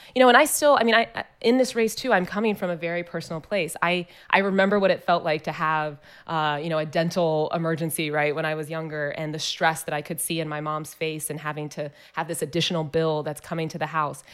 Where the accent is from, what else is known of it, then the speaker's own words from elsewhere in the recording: Columbus, Ohio, United States; I was born here in Columbus at the Ohio State University Hospital